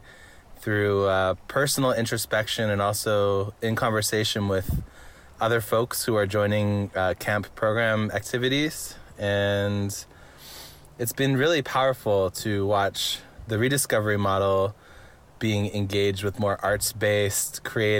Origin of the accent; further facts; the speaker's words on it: Similkameen Valley, British Columbia, Canada; I'm from the Smilkameen Valley, Lower Smilkameen Indian Band.